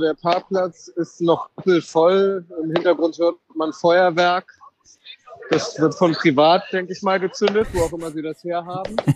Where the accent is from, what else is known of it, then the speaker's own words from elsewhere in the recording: Germany; wir kommen aus, aus Germany